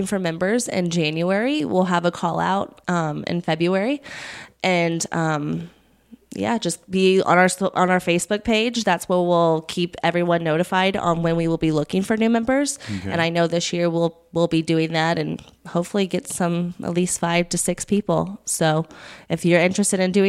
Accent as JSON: {"language": "English", "area": "Hendricks County", "region": "Indiana", "country": "United States", "tie": "born or raised there", "said": "I grew up here in Hendricks County"}